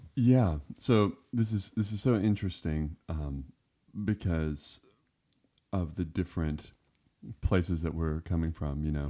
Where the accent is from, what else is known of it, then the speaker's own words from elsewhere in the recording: Florida Panhandle, United States; also born or lived in Westmoreland, Tennessee; now in Cleveland, Tennessee, United States; I grew up in the woods, um, I was born in Florida, and we lived in the very northwestern corner of Florida in the Panhandle